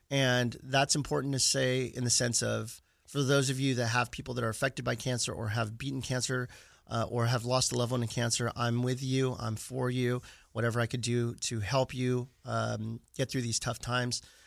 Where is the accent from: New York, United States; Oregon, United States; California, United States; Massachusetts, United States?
California, United States; Stockton; also born or lived in Sacramento; Born and raised in Stockton, California, not too far south from here